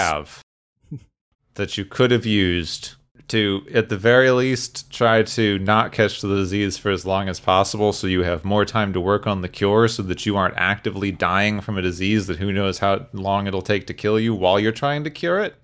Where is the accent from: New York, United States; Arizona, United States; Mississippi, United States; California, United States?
Arizona, United States; Phoenix; I grew up in Phoenix, Arizona, or near Phoenix